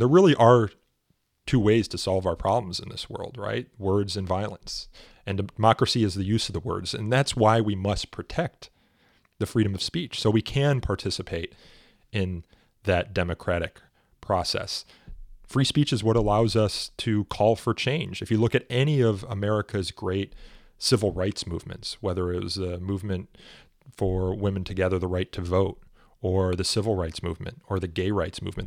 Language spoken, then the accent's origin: English; Elmhurst, Illinois, United States; also born or lived in Chicago; I am from Chicago myself. I grew up in Elmhurst